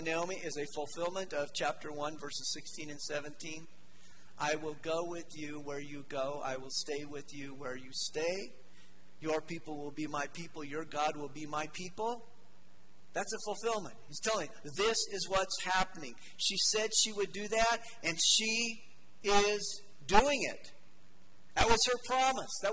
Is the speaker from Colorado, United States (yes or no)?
yes; Denver, Colorado, United States; I grew up in Denver